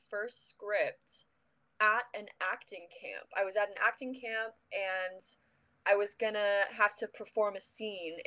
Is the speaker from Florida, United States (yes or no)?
yes; Orlando, Florida, United States; moved away as an adult; I'm from Orlando, Florida. Grew up there all my life